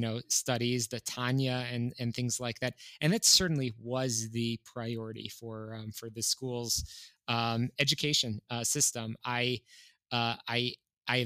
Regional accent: Skokie, Illinois, United States; also born or lived in northwestern suburbs of Chicago; I grew up in Skokie, Illinois. I was born and raised in what I would call a pretty classic, just Orthodox home

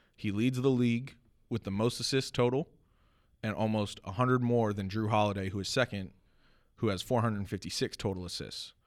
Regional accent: United States; I am an American

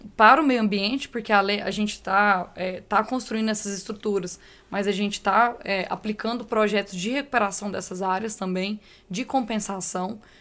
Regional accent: São Gotardo, Minas Gerais, Brazil; Sou de São Gotardo

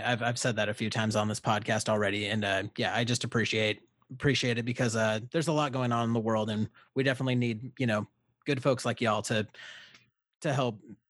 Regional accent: Olympia, Washington, United States; but also I'm from Olympia, and like, I'm one of like, I went to a high school where I was like one of like 30 brown kids.

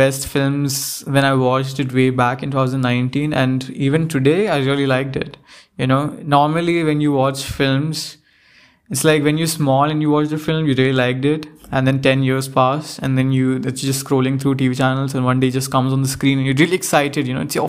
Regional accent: India; now in United States; Even though I am obviously Indian, but then I came to the South and the place I went to, like, the students didn't like my accent at all.

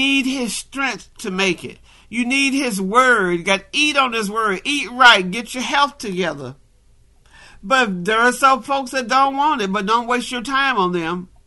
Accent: North Carolina, United States; now in Arizona, United States; I didn't know nothing about no Juneteenth till I come to Arizona, because I grew up in North Carolina

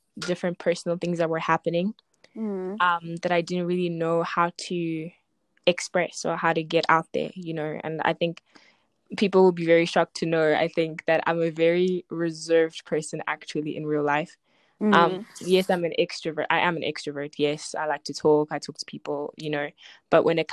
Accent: Zimbabwe; now in South Africa; I was born in Zimbabwe, but I live in South Africa.

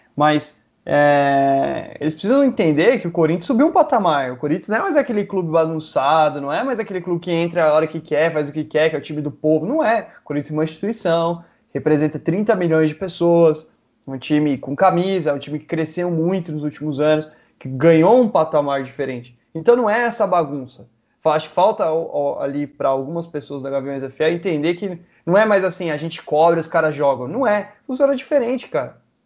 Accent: Guararema, São Paulo, Brazil; eu sou de Guararema

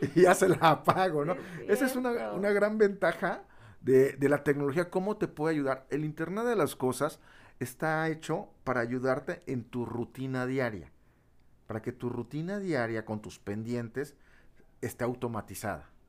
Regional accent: Tabasco, Mexico; yo soy de Tabasco

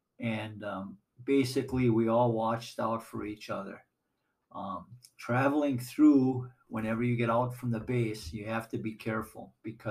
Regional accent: West Allis, Wisconsin, United States; also born or lived in Chicago, Illinois; we moved up to West Dallas, Wisconsin, and we all grew up in West Dallas, went to schools and high school in West Dallas

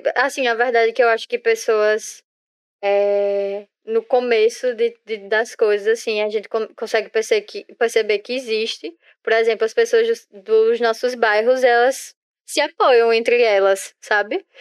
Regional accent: Northeast Region, Brazil; todo mundo aqui é nordestino

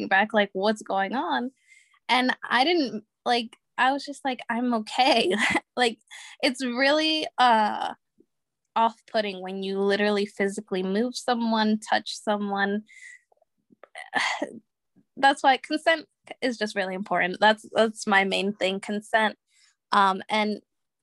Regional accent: Connecticut, United States; I'm from Connecticut

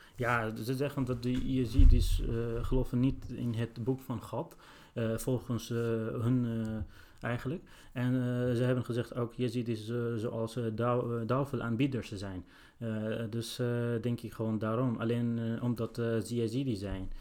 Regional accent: Sinjar, Nineveh, Iraq; now in Netherlands; ik ben zelf gevlucht uit Irak in, nadat de IG is onze stad binnengevallen. En ik woon ongeveer drie jaar hier in Nederland.

